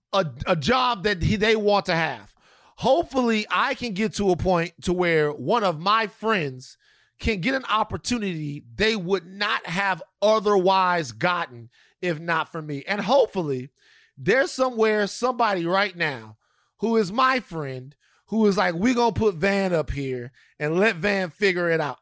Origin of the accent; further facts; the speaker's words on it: Louisiana, United States; my home state of Louisiana